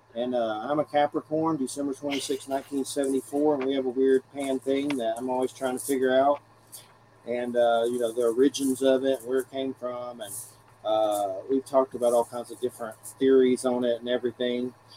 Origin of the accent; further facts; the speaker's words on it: Georgia, United States; I'm from Georgia